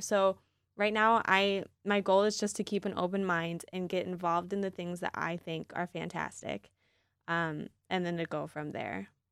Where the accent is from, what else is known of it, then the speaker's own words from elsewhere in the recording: East Lansing, Michigan, United States; I grew up in East Lansing